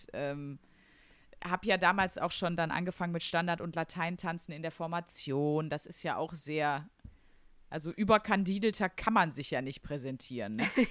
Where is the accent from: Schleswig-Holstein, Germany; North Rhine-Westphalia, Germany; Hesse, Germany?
North Rhine-Westphalia, Germany; Wuppertal; accent: Ruhrgebiet; also born or lived in Wesel; ich bin äh, in Wesel geboren im Krankenhaus. Okay. Ähm, genau. Und dann bin ich sogar aufgewachsen in Wuppertal